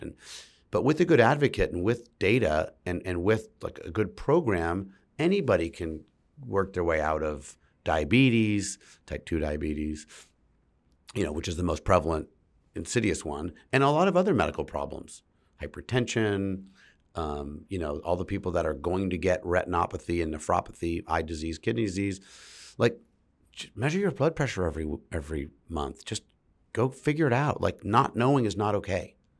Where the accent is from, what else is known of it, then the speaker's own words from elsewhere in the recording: San Francisco, California, United States; my whole family's from San Francisco, and I grew up in San Francisco